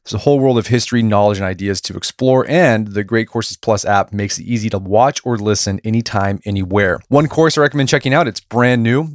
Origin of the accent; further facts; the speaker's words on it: Oklahoma City, Oklahoma, United States; I grew up in Oklahoma City